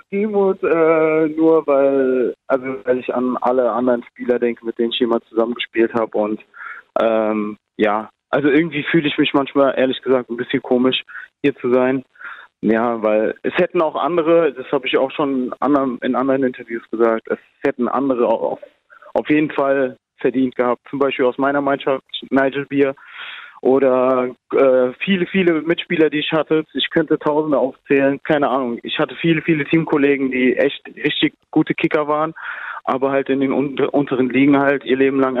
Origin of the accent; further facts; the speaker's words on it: Germany; Ich bin ja auch, also ich bin ja auch in Deutschland aufgewachsen und identifiziere mich so damit.